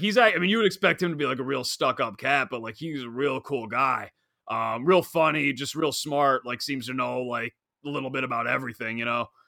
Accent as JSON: {"language": "English", "area": "Long Island", "region": "New York", "country": "United States", "said": "I'm a kid from Long Island"}